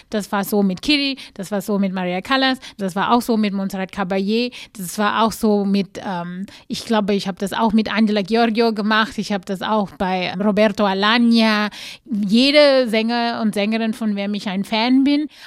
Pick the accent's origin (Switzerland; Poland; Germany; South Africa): South Africa; ich komme aus Südafrika, ganz bestimmt kenne ich das Lied.